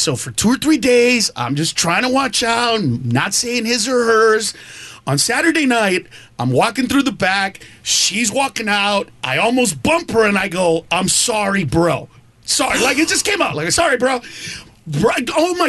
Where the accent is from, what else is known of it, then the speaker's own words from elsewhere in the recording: Honduras; Yeah, I grew up in Honduras for part of the time. So when I was in my mid-20s, I came home and I talked to my dad about gay.